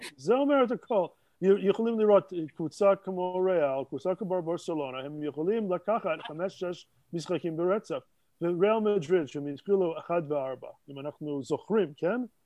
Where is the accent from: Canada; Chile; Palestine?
Canada; Montreal, Quebec; Hebrew is a second language; moved away as an adult; now in Jerusalem, Israel; נולדתי במונטריאל